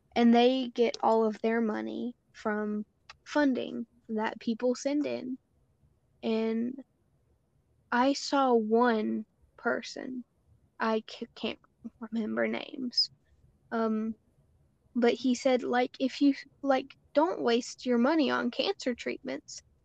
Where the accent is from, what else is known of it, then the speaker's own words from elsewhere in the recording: United States; we as American citizens and white people